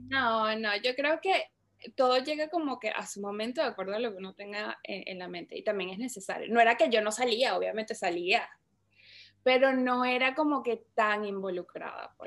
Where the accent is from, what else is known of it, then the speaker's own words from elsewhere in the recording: Caracas, Capital District, Venezuela; moved away; yo soy de Caracas, Venezuela. Eh, estu-, bueno, viví en Venezuela casi toda mi, toda mi infancia